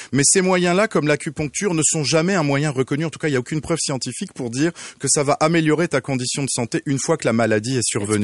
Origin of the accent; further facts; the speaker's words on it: France; now in Quebec, Canada; d'où vient cet accent exotique et à la fois si torride, je suis français